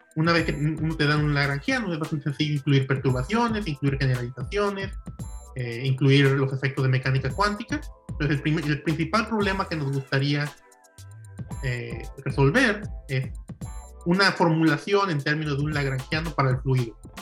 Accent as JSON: {"language": "Spanish", "town": "Ciudad Guzmán", "region": "Jalisco", "country": "Mexico", "tie": "born or raised there", "also_born_or_lived": "Colima / Stony Brook, New York", "moved": "yes", "lives_now": "Davis, United States", "said": "yo soy nativo de Ciudad Guzmán, Jalisco"}